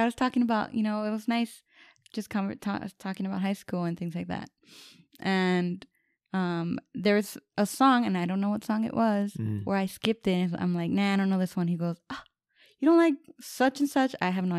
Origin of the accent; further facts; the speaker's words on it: Southwest, United States; And then I lived, I grew up in the Southwest or whatever.